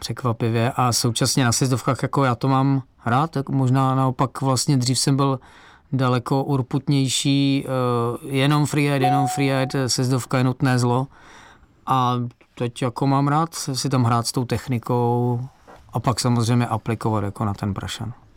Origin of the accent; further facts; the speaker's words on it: Czechia; pocházím z Beskydy a tam mě rodiče prostě brali na svach